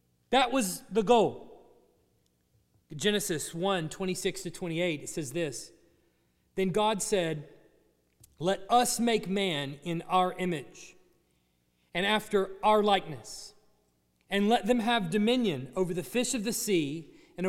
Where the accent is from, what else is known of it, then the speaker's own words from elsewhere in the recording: Dallas, Texas, United States; now in Tuscaloosa, United States; I grew up in the Dallas area